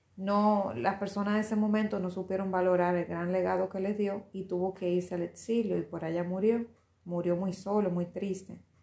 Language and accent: Spanish; Dominican Republic; se está celebrando en mi país el Día de, de nuestro Padre de la Patria Principal